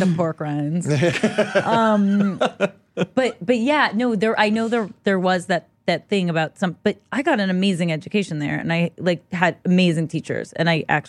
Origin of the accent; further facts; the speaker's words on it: Los Angeles, California, United States; I grew up in Los Angeles, California.